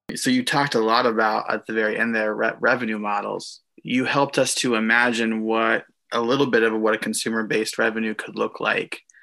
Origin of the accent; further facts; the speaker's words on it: Fuquay-Varina, North Carolina, United States; now in Charlotte, United States; I grew up in Fuquay Varina